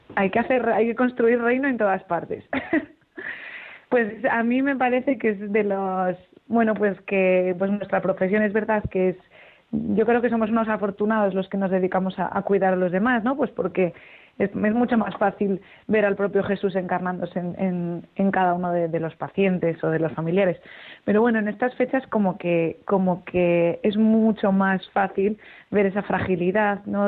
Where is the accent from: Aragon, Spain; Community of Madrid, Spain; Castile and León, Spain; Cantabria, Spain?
Aragon, Spain; Zaragoza; moved away; me puedo ir a mi casa, que yo soy de Zaragoza, y estar con mi familia